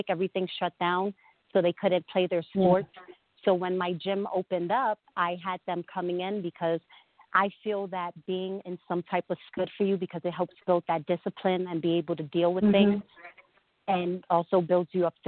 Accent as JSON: {"language": "English", "town": "New York City", "region": "New York", "country": "United States", "tie": "born or raised there", "said": "I'm from Brooklyn, New York. You know, I'm from Bushwick, and I didn't think I was ever going to even leave my neighborhood"}